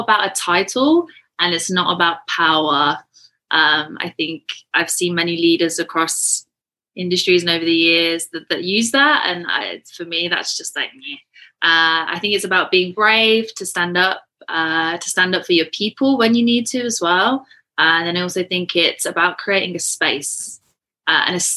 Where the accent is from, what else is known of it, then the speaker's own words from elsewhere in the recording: England, United Kingdom; moved away as an adult; now in Canada; So I was born and raised in England, moved to Canada on New Year's Eve 2017